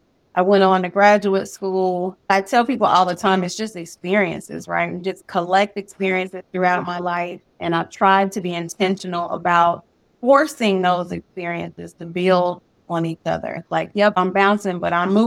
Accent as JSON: {"language": "English", "town": "Chicago", "region": "Illinois", "country": "United States", "tie": "born or raised there", "also_born_or_lived": "Terre Haute, Indiana", "moved": "as an adult", "said": "I am from Chicago, born and raised"}